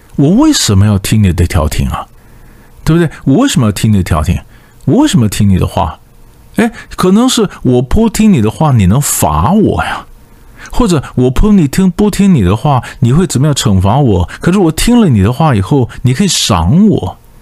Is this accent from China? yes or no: no; Taiwan; 我们台湾话